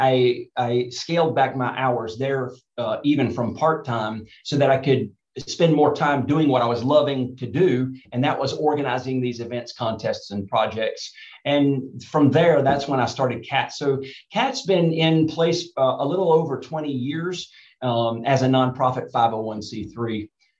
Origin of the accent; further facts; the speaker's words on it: Alabama, United States; moved away as an adult; also born or lived in North Hollywood; now in Long Beach, United States; growing up in Alabama, it seems like every other day it's a thunderstorm and rain.